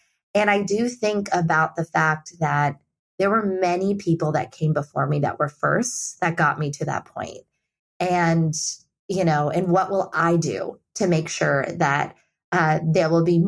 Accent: India; And I think that there's this level of generosity and empathy, especially growing up in India, that that he's taught me and allowed me to bring to my work

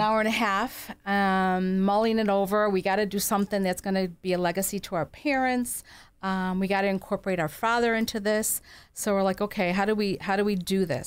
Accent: Kenmore, New York, United States; also born or lived in Williamsville, New York; We grew up in Kenmore

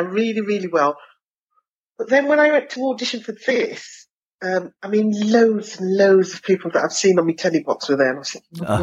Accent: Birmingham, West Midlands, United Kingdom; accent: Brummie; I'm from Birmingham

